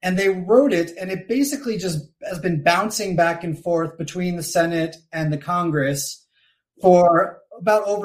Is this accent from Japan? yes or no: no; Nova Scotia, Canada; moved away as an adult; also born or lived in Colorado, United States; now in Mexico City, Mexico; I grew up in Nova Scotia, Canada